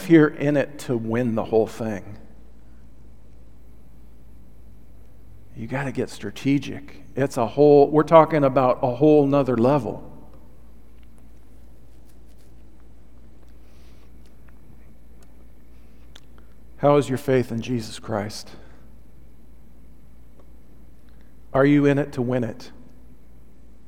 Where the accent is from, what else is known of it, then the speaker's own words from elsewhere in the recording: Olympia, Washington, United States; growing up in Olympia, Washington, we had a pretty big piece of property